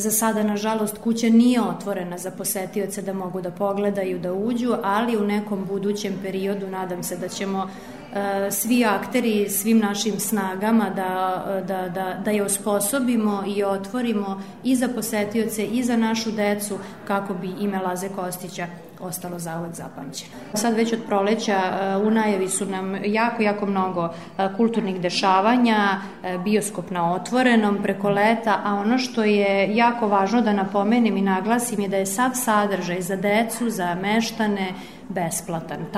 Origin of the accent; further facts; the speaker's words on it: Kovilj, Vojvodina, Serbia; ovde kod nas u Kovilju